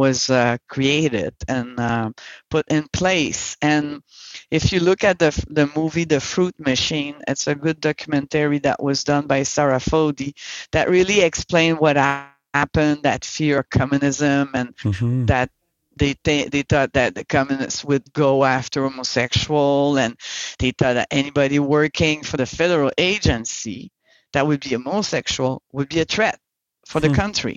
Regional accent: Montreal, Quebec, Canada; also born or lived in Saint John, New Brunswick; I'm from Montreal, born and raised in Montreal

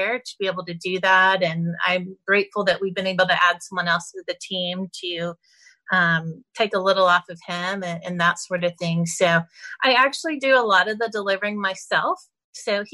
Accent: Texas, United States; I'm such a Texan

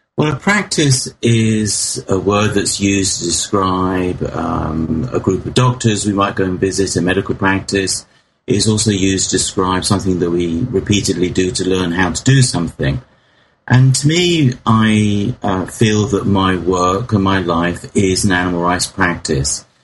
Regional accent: England, United Kingdom; in my hometown in England

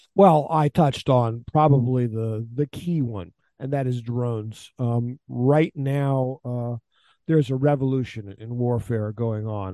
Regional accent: Houston, Texas, United States; moved away as an adult; also born or lived in Ukraine / Afghanistan; now in Kyiv, Ukraine; I'm from Houston, Texas. I'm a native born American

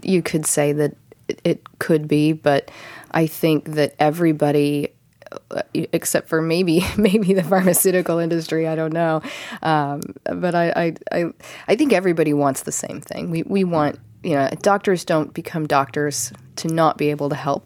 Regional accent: Ohio, United States; now in Encinitas, United States; back east where I'm from, Ohio

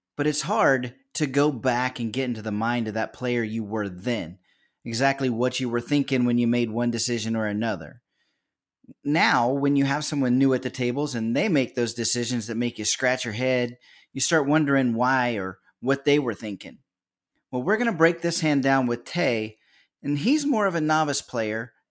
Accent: Kansas, United States; now in Virginia, United States; I'm from a little nowhere town in Kansas. Ended up found my way to the East Coast over here in in Virginia

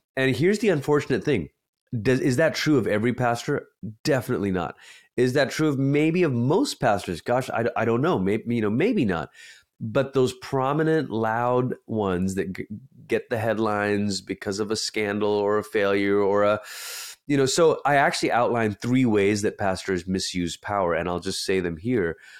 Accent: Malaysia; now in United States; I say this as a first generation immigrant, I'm originally from Malaysia

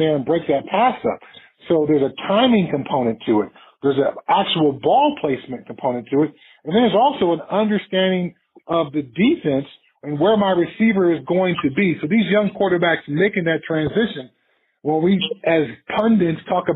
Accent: Pasadena, California, United States; moved away as an adult; also born or lived in Colorado; I grew up in Southern California

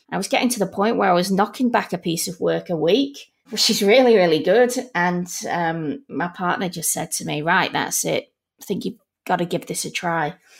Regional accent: Manchester, North West England, United Kingdom; now in Melbourne, Australia; Originally from Manchester

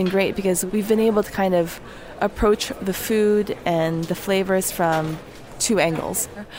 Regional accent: United States; You know, we're Korean-American. We're not Korean from Korea, and we're not like the typical X-generation American.

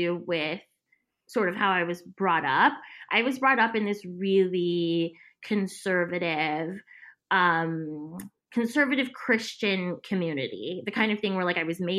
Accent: San Antonio, Texas, United States; moved away as an adult; also born or lived in New York / Los Angeles; I'm originally from San Antonio, Texas

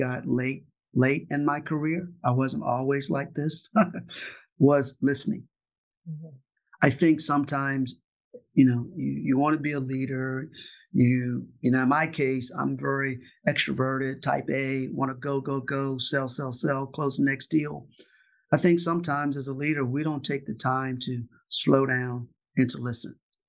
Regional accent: Richmond, Virginia, United States; In Richmond, Virginia

